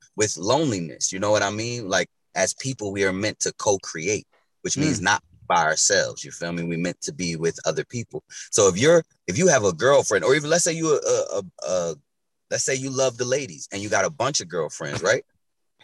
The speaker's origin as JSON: {"language": "English", "town": "Trenton", "region": "New Jersey", "country": "United States", "tie": "born or raised there", "said": "growing up in Trenton"}